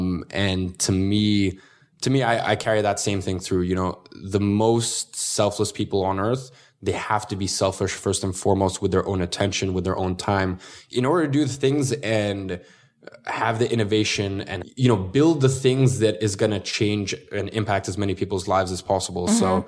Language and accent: English; Russia; now in London, United Kingdom; No, originally from Russia. Have you ever seen Borat?